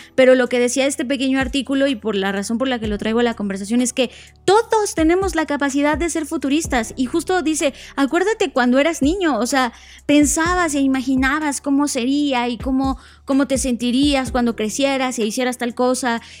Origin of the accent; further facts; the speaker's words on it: Mexico; coincidimos con, e, con España como mexicanos